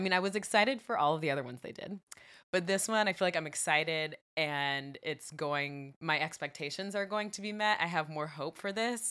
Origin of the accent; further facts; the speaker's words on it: California, United States; I'm from California